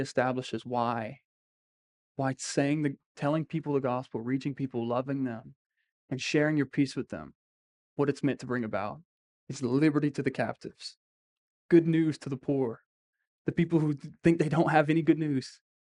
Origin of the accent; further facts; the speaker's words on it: Crowley, Louisiana, United States; we're just people from Crowley or Acadia